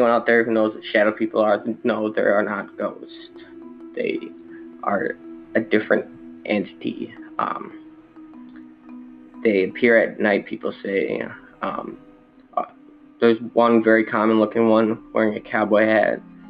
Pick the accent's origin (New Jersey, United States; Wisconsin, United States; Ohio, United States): Wisconsin, United States; accent: Midwest; I'm from Wisconsin, I probably sound really Midwest to most of you.